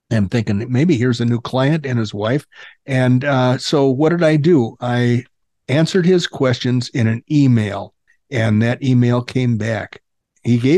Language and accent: English; the South, United States; Well, I am from the South, but I try to, you know, the Northerners beat the accent out of me.